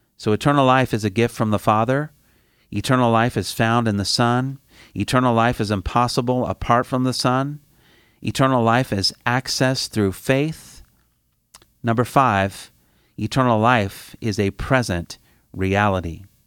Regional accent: Indiana, United States; I'm from Indiana, the Midwest, one of the flyover states

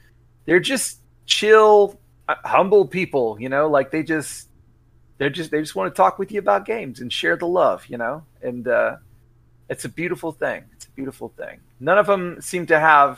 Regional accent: Texas, United States; I'm a Texan.

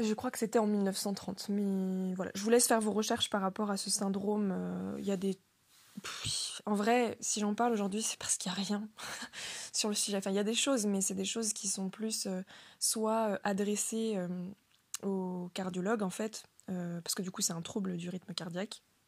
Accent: Le Mans, Pays de la Loire, France; moved away as an adult; now in Rennes, France; je viens du Mans, donc la ville du Mans

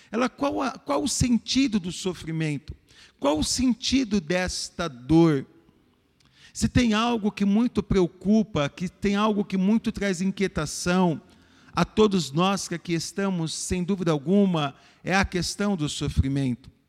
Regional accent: Brazil; para nós que somos brasileiros, para nós que somos pobres

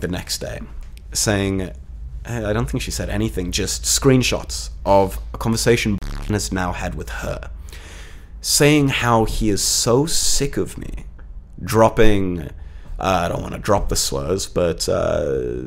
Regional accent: South Africa; moved away; since I immigrated from South Africa, I think in total I've lived in almost 11 different properties in under 7 years

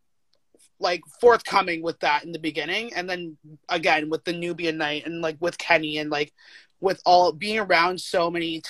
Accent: Toronto, Ontario, Canada; I grew up in Scarborough

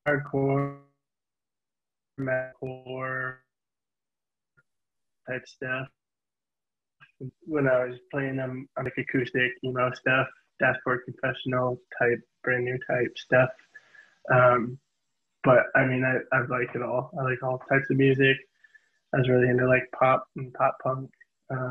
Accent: Fond du Lac, Wisconsin, United States; moved away as an adult; also born or lived in Milwaukee, Wisconsin; now in West Coast, United States; I was born and raised in Fond du Lac, but I grew up in Milwaukee.

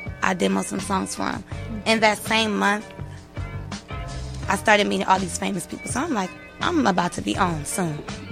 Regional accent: Los Angeles, California, United States; Growing up in Los Angeles, California

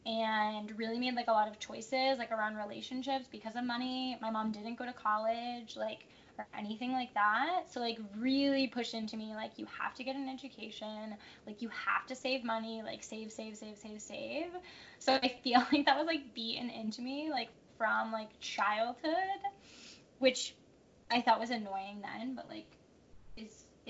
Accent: Connecticut, United States; I grew up in Connecticut

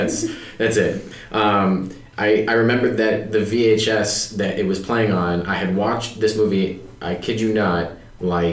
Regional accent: Los Angeles, California, United States; I'm from Los Angeles. I definitely didn't have to move here. I've been in the San Fernando Valley all of my life.

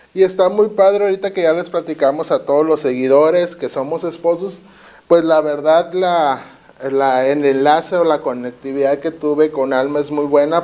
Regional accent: Tijuana, Baja California, Mexico; Yo soy nacido aquí de Tijuana

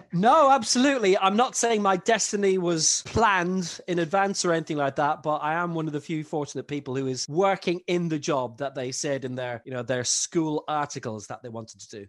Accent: Ireland; also born or lived in London; now in Belgium; my parents are both Irish, moved over at back home at the age of three

